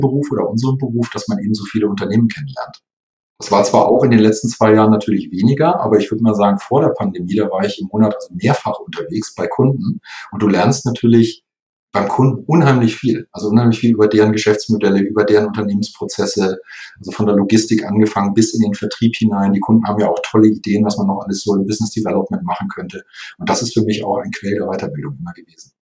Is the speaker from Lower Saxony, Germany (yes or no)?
yes; Lower Saxony, Germany; also born or lived in Munich; ich in Nordlicht bin, also gebürtiger Niedersachse